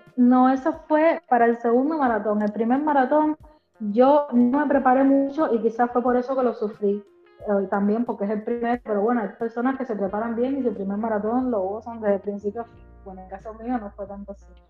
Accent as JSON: {"language": "Spanish", "region": "Havana", "country": "Cuba", "tie": "born or raised there", "said": "vivo en La Habana, nací en La Habana."}